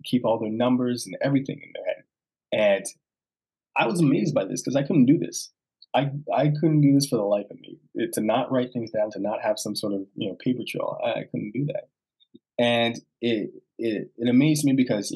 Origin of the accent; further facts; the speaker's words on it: Toronto, Ontario, Canada; Born and raised in Toronto